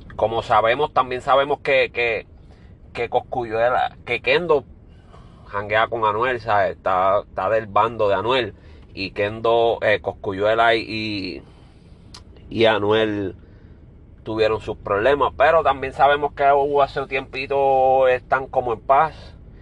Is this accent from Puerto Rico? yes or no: yes; Puerto Rico; Yo soy puertorriqueño